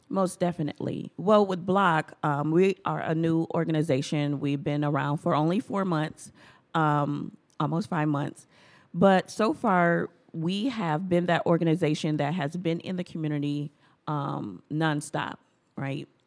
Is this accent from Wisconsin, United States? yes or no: yes; Milwaukee, Wisconsin, United States; a Black American born and raised in Milwaukee